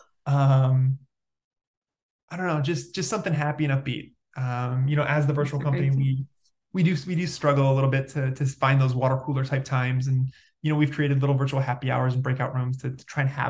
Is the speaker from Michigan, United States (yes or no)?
yes; Detroit, Michigan, United States; I'm from the Detroit area